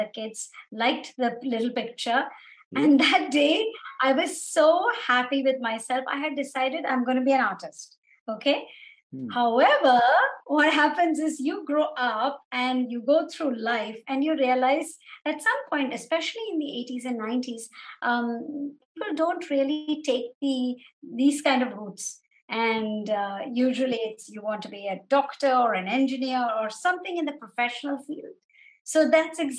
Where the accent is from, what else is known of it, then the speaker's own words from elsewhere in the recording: Dubai, United Arab Emirates; I was actually born right after they got married and was raised in Dubai. So my whole childhood has been in Dubai